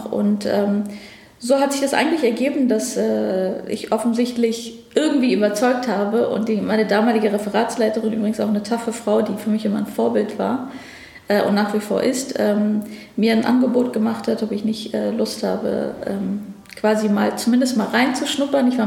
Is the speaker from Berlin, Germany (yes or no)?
yes; Berlin, Germany; Wir sind da sehr privilegiert groß geworden. Also ich bin hier in Berlin dann auch zur Schule gegangen, habe hier mein Abitur gemacht, habe hier Jura studiert